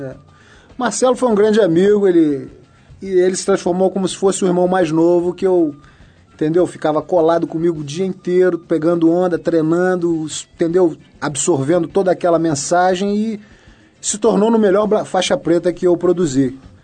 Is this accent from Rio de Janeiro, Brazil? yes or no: yes; Rio de Janeiro, Brazil; Nascido e criado no Rio de Janeiro